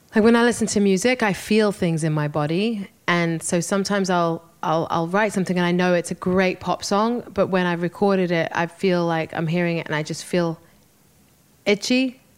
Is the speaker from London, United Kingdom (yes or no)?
yes; London, United Kingdom; moved away; I had a, a wonderful show in, in London. It was a homecoming show, you know, to my hometown